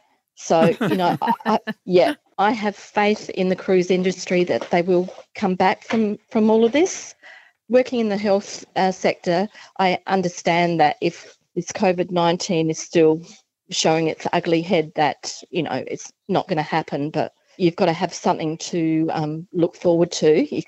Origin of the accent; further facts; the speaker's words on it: Adelaide, South Australia, Australia; That was going to be cruises from Adelaide, my home state.